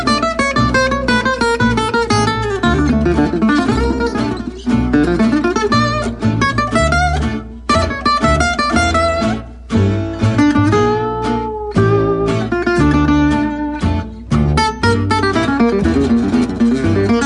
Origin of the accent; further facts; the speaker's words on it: Southern California, United States; moved away as an adult; also born or lived in Wisconsin / Los Angeles; now in Nashville, United States; I grew up in Southern California, born in Wisconsin, but raised in Southern California for most of my life